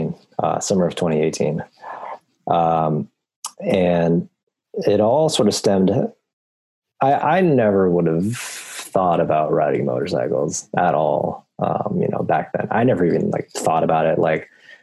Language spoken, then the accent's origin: English; East Bay, California, United States; I've born and raised in the East Bay all my life